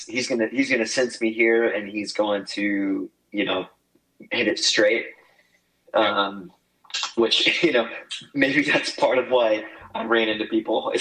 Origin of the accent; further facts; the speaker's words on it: Oklahoma, United States; growing up in Oklahoma because it was so windy all the time